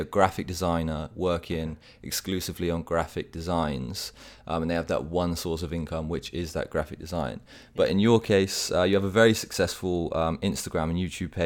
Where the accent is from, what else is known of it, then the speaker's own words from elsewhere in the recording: Bath, South West England, United Kingdom; moved away; when I was back in the UK, we lived right near to each other, sharing that childhood in the city of Bath